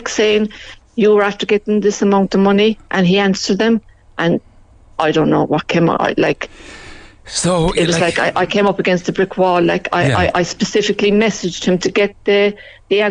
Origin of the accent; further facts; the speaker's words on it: Belfast, Northern Ireland, United Kingdom; also born or lived in near Mallow; now in Mallow, Ireland; I'm originally from Belfast